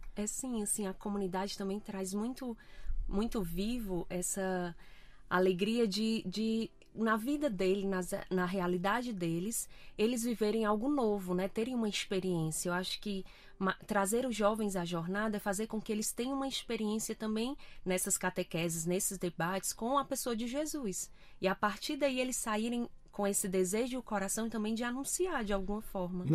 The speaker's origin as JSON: {"language": "Portuguese", "town": "Fortaleza", "region": "Ceará", "country": "Brazil", "tie": "born or raised there", "moved": "as an adult", "lives_now": "Portugal", "said": "Sou natural do Brasil, de Fortaleza"}